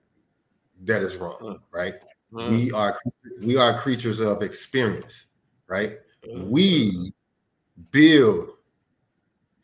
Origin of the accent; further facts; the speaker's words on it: Chicago, Illinois, United States; I'm from Chicago. By way of everywhere internationally.